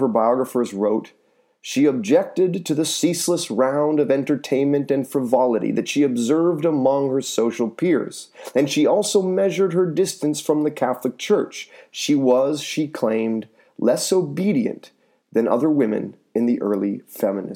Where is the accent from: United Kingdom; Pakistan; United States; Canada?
Canada; North Vancouver, British Columbia; my hometown in North Vancouver